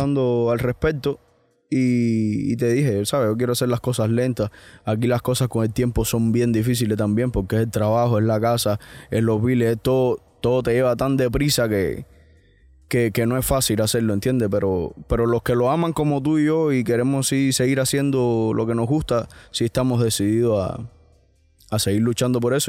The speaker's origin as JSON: {"language": "Spanish", "country": "Cuba", "moved": "yes", "lives_now": "United States", "said": "Yo, yo al final me siento cubano, cien por ciento"}